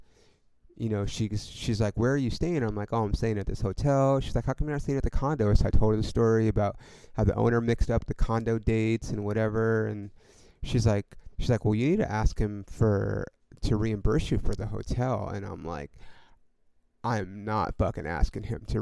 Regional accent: Ontario, California, United States; moved away as an adult; also born or lived in Hollywood, Los Angeles / East Los Angeles / Upland / San Bernardino; now in Los Angeles, United States; Then we moved to Ontario And I lived in Ontario until I graduated high school.

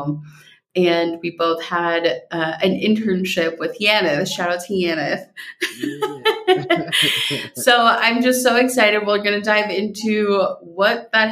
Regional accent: Minnesota, United States; as I got used to saying growing up in Minnesota so that people would understand me

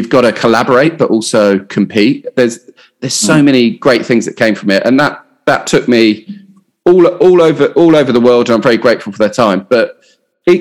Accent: Hampshire, South East England, United Kingdom; moved away as an adult; also born or lived in Portsmouth / Southampton / London / Australia; I grew up in Hampshire, sunny Hampshire.

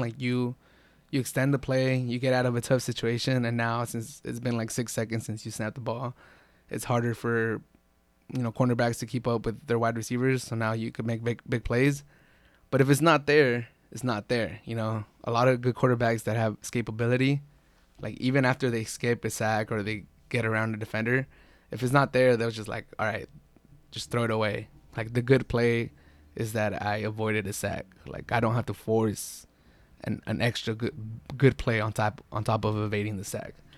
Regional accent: San Diego, California, United States; I'm from San Diego, I'm not from L

